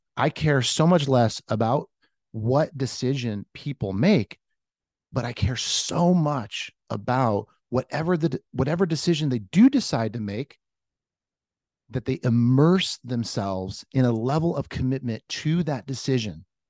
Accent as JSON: {"language": "English", "area": "Orange County", "region": "California", "country": "United States", "tie": "born or raised there", "moved": "as an adult", "lives_now": "Nashville, United States", "said": "I am from Orange County. I'm like a surfer kid from Orange County."}